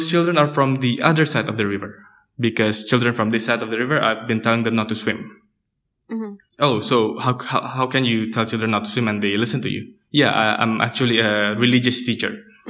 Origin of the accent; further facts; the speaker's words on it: Jakarta, Indonesia; Yeah, it's Jakarta. Yeah. But coming back from college from South Korea and then seeing that Jakarta hasn't changed.